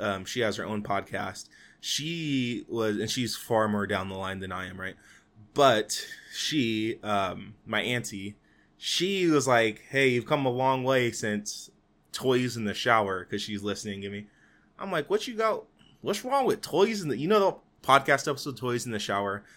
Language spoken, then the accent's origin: English; Fresno, California, United States; my hometown for Fresno.